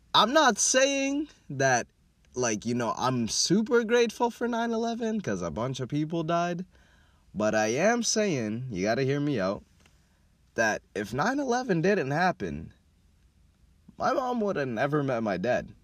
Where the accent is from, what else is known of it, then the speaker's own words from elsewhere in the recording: Minneapolis, Minnesota, United States; also born or lived in Kenya / Atlanta, Georgia; South Side, Minneapolis, Minnesota, is where I'm from. I lived in a lot of neighborhood, but growing up, I mostly lived in uh, Riverside and Franklin Avenue